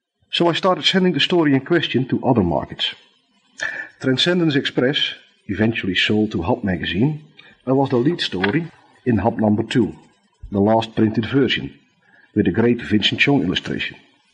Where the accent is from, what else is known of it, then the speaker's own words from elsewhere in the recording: Netherlands; accent: thick Dutch; English is a second language; my thick Dutch accent